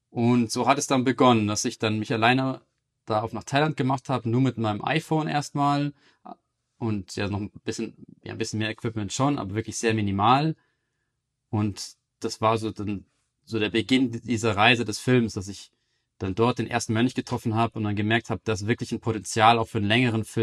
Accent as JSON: {"language": "German", "town": "Munich", "region": "Bavaria", "country": "Germany", "tie": "born there", "also_born_or_lived": "Amsterdam / London / Berlin", "said": "Ich bin in München geboren, 1986."}